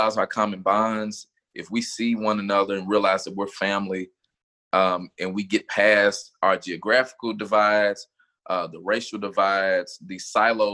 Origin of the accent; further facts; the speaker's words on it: Kentucky, United States; This is my home